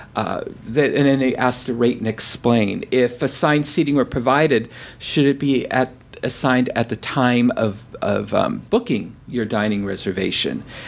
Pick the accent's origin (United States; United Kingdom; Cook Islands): United States; San Francisco, California; Carol and I grew up in San Francisco